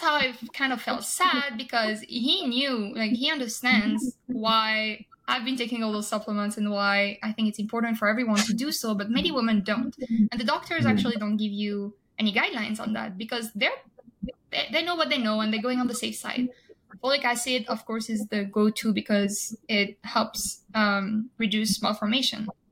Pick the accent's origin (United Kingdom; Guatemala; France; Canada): France; moved away as an adult; now in United States; I'm originally from France